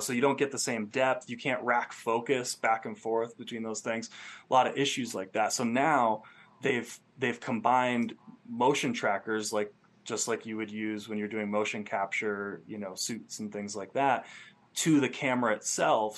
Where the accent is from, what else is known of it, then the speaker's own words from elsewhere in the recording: Rutland, Vermont, United States; moved away as an adult; also born or lived in Phoenix; now in Joshua Tree, United States; I grew up in Vermont, a small town called Rutland, and um, for the first 20 years of my life, it was kind of all that I knew